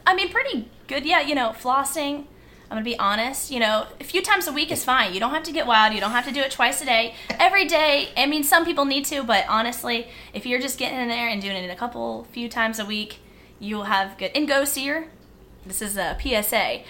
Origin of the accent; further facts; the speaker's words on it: Virginia Beach, Virginia, United States; Virginia Beach. Born, raised, Virginia Beach